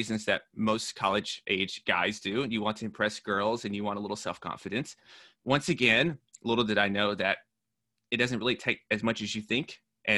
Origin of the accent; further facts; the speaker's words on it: Nashville, Tennessee, United States; moved away as an adult; also born or lived in New York; I'm from Nashville, Tennessee